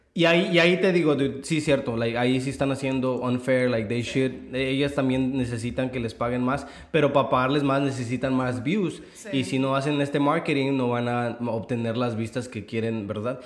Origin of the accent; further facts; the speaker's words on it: Mexico; moved away; como mexicano